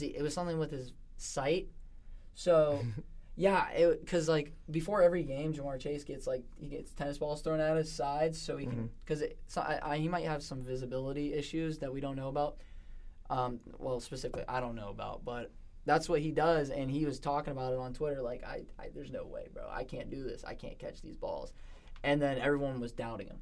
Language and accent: English; Pittsburgh, Pennsylvania, United States; we're two from Pittsburgh. You know, like in the area, somewhat in the area